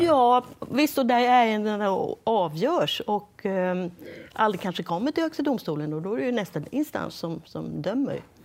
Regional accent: Sweden; now in United States; som svensk reportör från USA

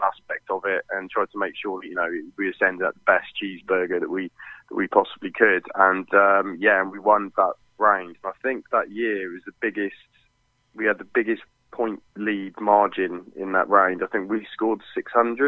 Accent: Hereford, West Midlands, United Kingdom; we're from Hereford, and you know, we get fantastic beef in Hereford

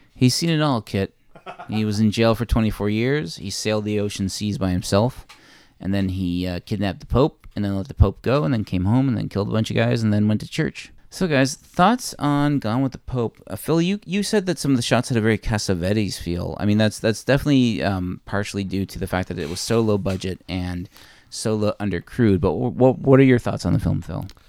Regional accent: Newfoundland and Labrador, Canada; being a Newfoundlander

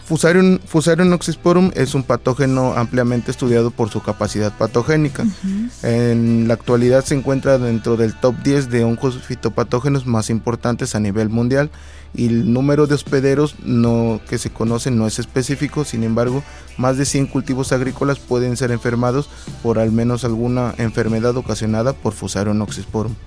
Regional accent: Tlapacoyan, Veracruz, Mexico; moved away as an adult; now in Xalapa, Mexico; Yo soy de Tlapacoyan, de Tlapacoyan, Veracruz.

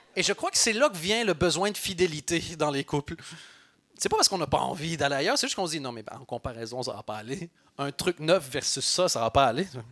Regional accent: Belgium; je suis belge

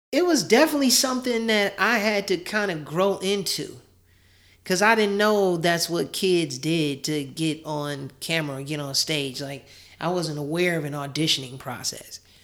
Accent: Chicago, Illinois, United States; born and raised in Chicago

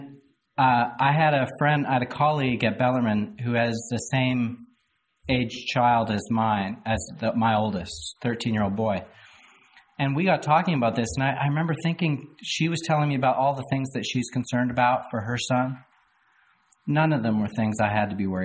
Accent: Canada; moved away as an adult; now in Louisville, United States; I moved down to Louisville from Canada 10 years ago. And I was a horribly naive Canadian

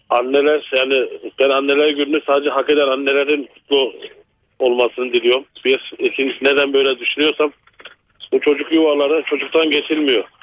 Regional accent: Malatya, Turkey; now in Milas, Turkey; Malatyalıyım ama şu anda Milas'ta arıyorum sizde.

